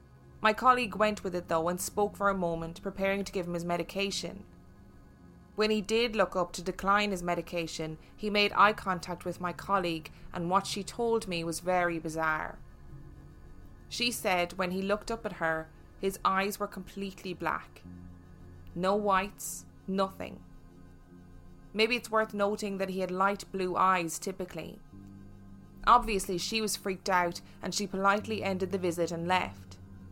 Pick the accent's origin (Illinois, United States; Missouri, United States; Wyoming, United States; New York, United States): New York, United States; Brooklyn; The house I grew up in is in Brooklyn, and my grandparents bought it while it was being built.